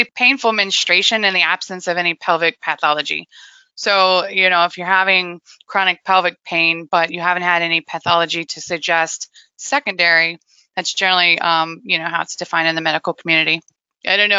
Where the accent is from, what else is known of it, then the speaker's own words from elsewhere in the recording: Wichita, Kansas, United States; I was born and raised in Wichita, Kansas